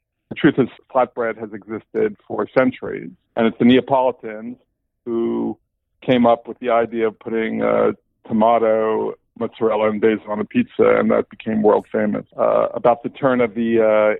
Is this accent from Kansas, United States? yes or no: no; New York City, New York, United States; I grew up in New York, which you can probably tell from my accent.